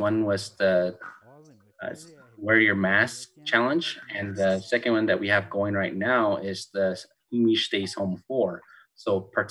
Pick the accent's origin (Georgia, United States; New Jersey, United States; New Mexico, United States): New Mexico, United States; Pueblo of Jemez; I'm from the Pueblo of Jemez